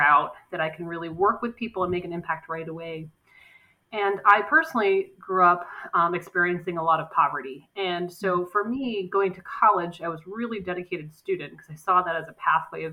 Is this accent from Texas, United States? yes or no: no; Massachusetts, United States; also born or lived in Washington, District of Columbia, United States; now in Portland, Maine, United States; I was born and raised in Massachusetts. I spent about 10 years in DC, and now I live in Portland, Maine.